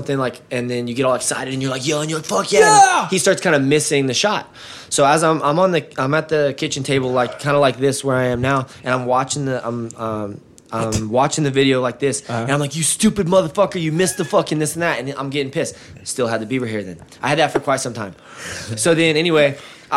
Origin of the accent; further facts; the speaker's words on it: Northwest Arkansas, United States; moved away as an adult; also born or lived in Oklahoma; now in Texas, United States; I was from Northwest Arkansas